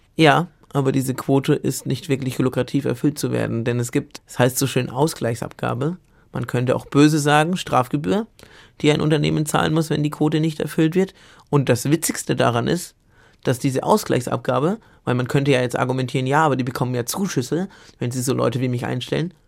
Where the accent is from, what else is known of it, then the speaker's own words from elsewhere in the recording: Bamberg, Bavaria, Germany; also born or lived in Munich; in meiner Heimatstadt Bamberg zufällig war mein Gymnasium neben der Uni